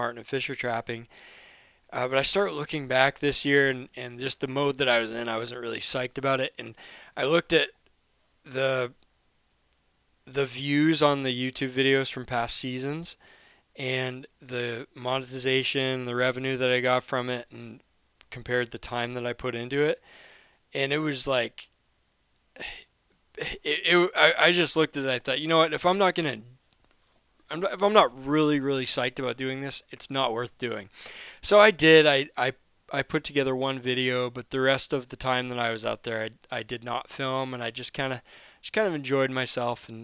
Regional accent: Maine, United States; I'm from Maine

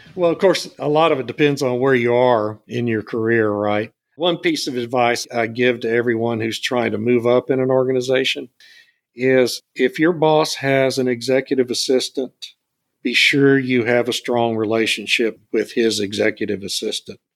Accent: Beeville, Texas, United States; my hometown of Beeville

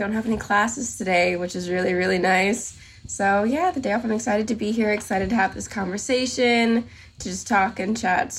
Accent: Grand Bahama Island, Bahamas; moved away as an adult; now in United States; So I was born in the Bahamas, raised in the Bahamas. I live there. I'm only here for school. I'm an international student.

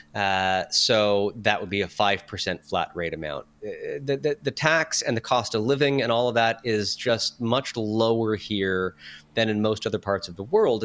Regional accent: Sudbury, Ontario, Canada; moved away as an adult; also born or lived in Barrie, Ontario; my hometown of Sudbury, Ontario, versus where I had lived in Barrie.

